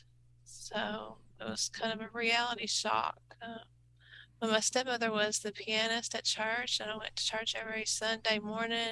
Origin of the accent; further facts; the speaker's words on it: Anna, Texas, United States; I'm from Anna, Texas